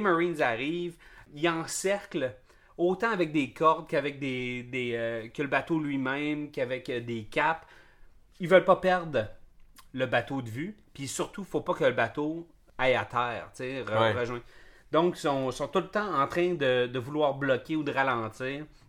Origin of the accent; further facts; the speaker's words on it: Montreal, Quebec, Canada; en tant que Canadien ou Québécois ou Montréalais